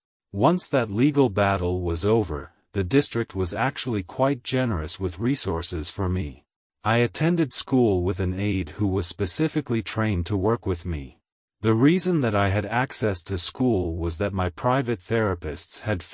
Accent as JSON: {"language": "English", "town": "Oakland", "region": "California", "country": "United States", "tie": "born or raised there", "said": "I grew up in Oakland, California. I attended Oakland Public Schools all the way from kindergarten through high school."}